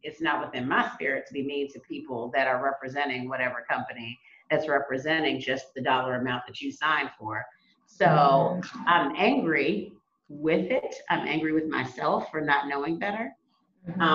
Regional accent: United States; just being African American from America

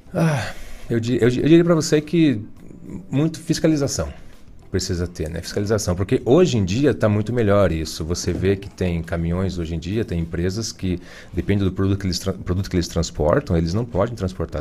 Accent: Ponta Grossa, Paraná, Brazil; also born or lived in Imbituva, Paraná; Eu sou de Ponta Grossa.

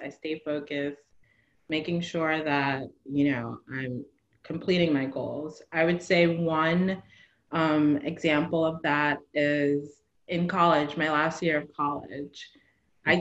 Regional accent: New Jersey, United States; moved away as an adult; now in Marina del Rey, United States; I am from New Jersey. I grew up in New Jersey.

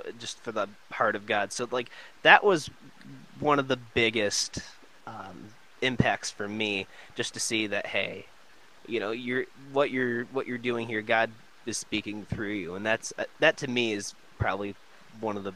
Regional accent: Michigan, United States; I'm from Michigan too.

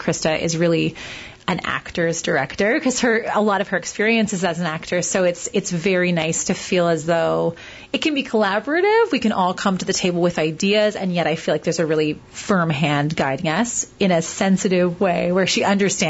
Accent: Hamilton, Ontario, Canada; moved away; I'm from Hamilton, but then I left for a long time and came back.

